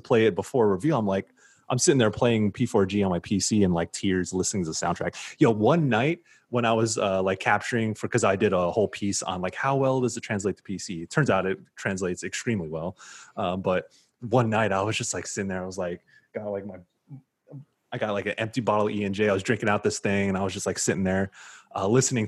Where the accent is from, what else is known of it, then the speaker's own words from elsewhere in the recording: San Diego, California, United States; he is from my hometown of Southeast San Diego. So we are from the same hood